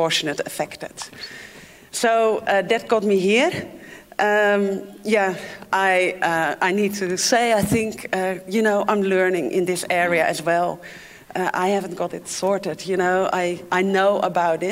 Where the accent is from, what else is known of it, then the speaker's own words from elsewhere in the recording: Netherlands; English is a second language; moved away as an adult; also born or lived in Africa; As you can hear, I'm not from here. I'm from the Netherlands, and I grew up on water.